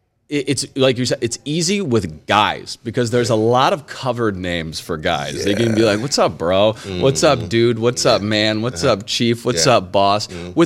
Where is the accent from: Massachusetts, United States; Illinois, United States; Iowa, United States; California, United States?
Illinois, United States; Northern; accent: Canadian; now in Cleveland, United States; I'm from Northern Illinois, so it's right near Wisconsin, and, you know, growing up, I was like, I have no accent. I am a Midwest boy